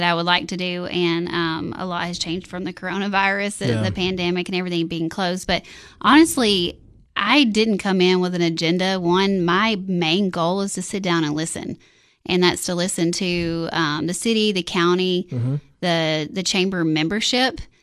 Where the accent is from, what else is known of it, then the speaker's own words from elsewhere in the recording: Monterey, Tennessee, United States; moved away as an adult; also born or lived in Nashville, Tennessee; I grew up in Monterey on hog, tobacco, and cattle farm, and all of our families here